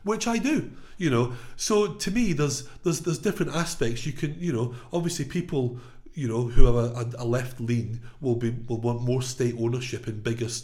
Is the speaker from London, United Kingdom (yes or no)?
no; Glasgow, Scotland, United Kingdom; now in England, United Kingdom; I come from Scotland, from Glasgow, from a working class, Labour voting background